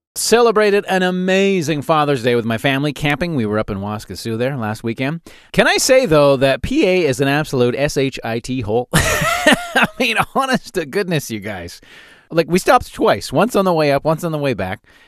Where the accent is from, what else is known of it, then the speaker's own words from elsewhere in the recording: Calgary, Alberta, Canada; I grew up in Calgary